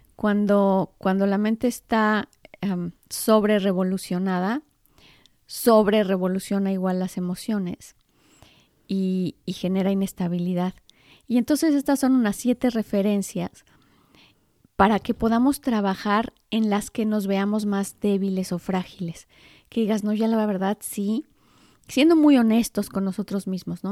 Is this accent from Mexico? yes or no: yes; Mexico; yo soy mexicana.